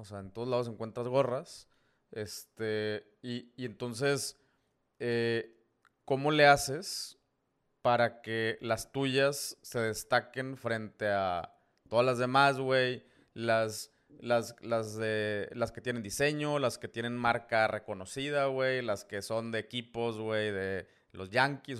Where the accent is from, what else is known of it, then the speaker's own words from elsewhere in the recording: Tamaulipas, Mexico; somos paisanos, eh, tamaulipecos